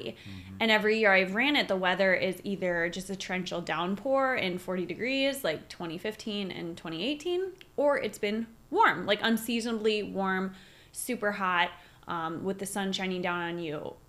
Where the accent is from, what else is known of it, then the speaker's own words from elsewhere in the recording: Minneapolis, Minnesota, United States; we're from Minneapolis